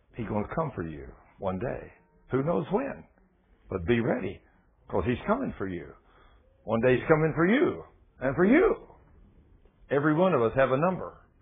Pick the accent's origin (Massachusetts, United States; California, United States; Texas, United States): Texas, United States; I'm from Texas